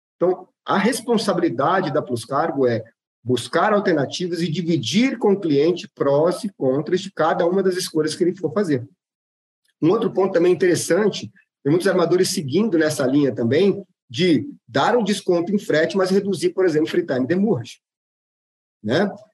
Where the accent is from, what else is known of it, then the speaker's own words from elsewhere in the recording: Brazil; como bons brasileiros